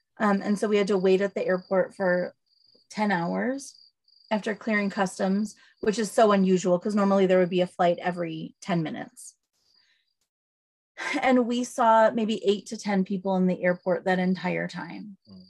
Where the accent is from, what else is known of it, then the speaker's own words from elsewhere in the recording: United States; moved away as an adult; now in Zimbabwe; I am a white mom. Oh, and I grew up in America with a lot of privilege. And I raised two daughters, one black and one brown, in Southern Africa.